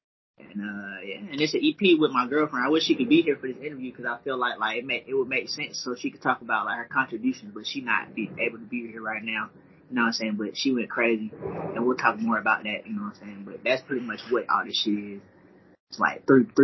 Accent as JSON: {"language": "English", "town": "Ellenwood", "region": "Georgia", "country": "United States", "lives_now": "Atlanta, United States", "said": "I currently reside in Atlanta, Georgia, but I'm from Ellenwood, Georgia, which is like 25 minutes south of the city. Clayton County"}